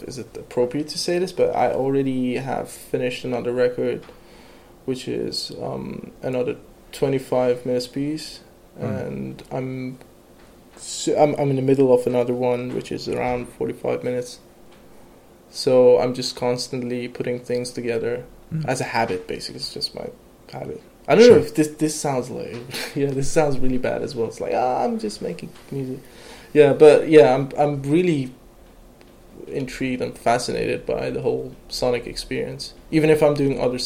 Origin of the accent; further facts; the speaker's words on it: Tehran, Tehran Province, Iran; moved away as an adult; now in London, United Kingdom; I was born and raised in Iran, in Tehran, the capital city